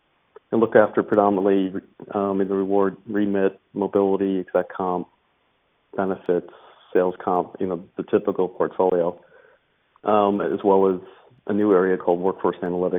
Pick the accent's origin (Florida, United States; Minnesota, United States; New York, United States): New York, United States; also born or lived in Chiswick / Surrey; In the US, I come from New York originally.